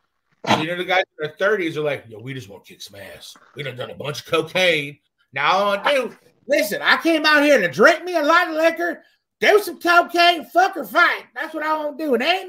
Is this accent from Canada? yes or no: yes; Canada; I'm fucking Canadian.